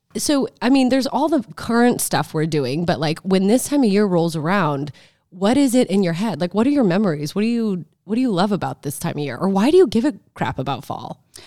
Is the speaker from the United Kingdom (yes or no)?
no; Omaha, Nebraska, United States; moved away; I grew up in Omaha, Nebraska.